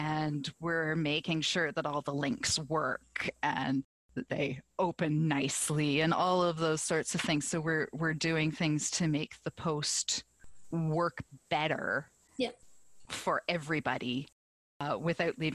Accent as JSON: {"language": "English", "country": "Canada", "also_born_or_lived": "southern Ontario", "said": "I am Canadian"}